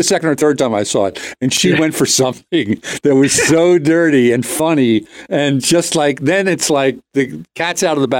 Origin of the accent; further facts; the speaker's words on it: Doylestown, Pennsylvania, United States; the town I grew up in was incredibly white. Doylestown, Pennsylvania, when I grew up there.